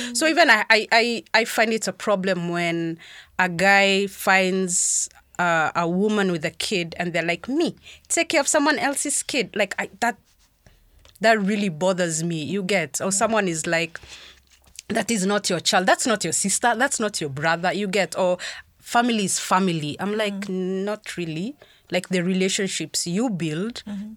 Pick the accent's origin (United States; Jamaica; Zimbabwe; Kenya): Kenya; Meru, Meru County; I grew up in Meru